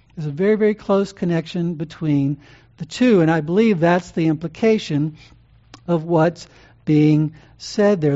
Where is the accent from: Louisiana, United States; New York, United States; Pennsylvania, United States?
Louisiana, United States; Growing up in Louisiana